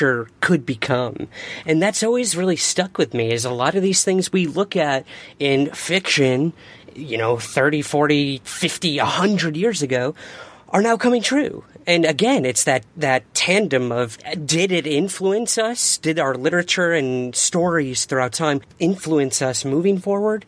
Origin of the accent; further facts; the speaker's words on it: Syracuse, New York, United States; now in Los Angeles, United States; my hometown of Syracuse, New York